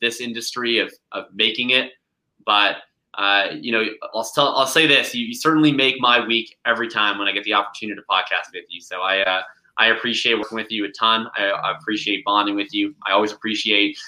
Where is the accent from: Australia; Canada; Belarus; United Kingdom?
Canada; I'm Canadian